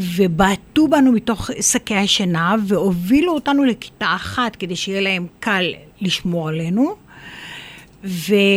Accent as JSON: {"language": "Hebrew", "town": "Biriya", "region": "Northern District", "country": "Israel", "tie": "born or raised there", "also_born_or_lived": "Safed", "said": "אני ילידת uh, ביריה"}